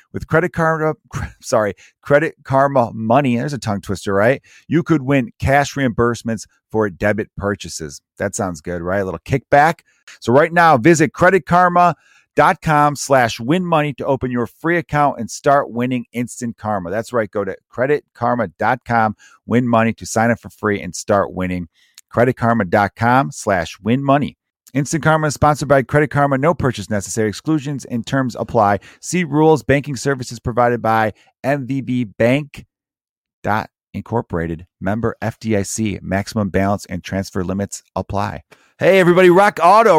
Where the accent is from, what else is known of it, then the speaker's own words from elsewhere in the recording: Chicago, Illinois, United States; growing up in Chicago